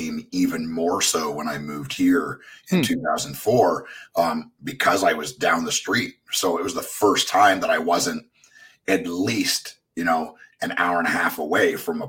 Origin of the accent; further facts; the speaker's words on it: mid Ontario, Canada; moved away as an adult; now in Nashville, United States; I grew up in Canada in this little town in the middle of nowhere.